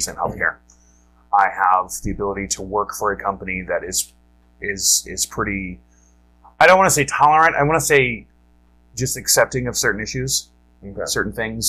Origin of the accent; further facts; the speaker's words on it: Ohio, United States; moved away as an adult; now in Wisconsin, United States; I grew up in Ohio